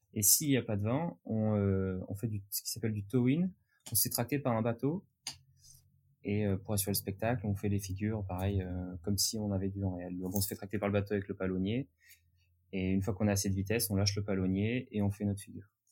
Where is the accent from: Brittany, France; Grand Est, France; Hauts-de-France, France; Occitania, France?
Occitania, France; near Leucate; also born or lived in Le Barcarès; j'habite dans le sud de la France, ouais. euh, à côté de Le 4